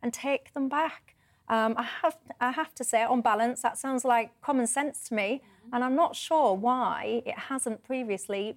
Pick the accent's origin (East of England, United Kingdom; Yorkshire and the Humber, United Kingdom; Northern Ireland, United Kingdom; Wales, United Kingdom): Yorkshire and the Humber, United Kingdom; accent: Yorkshire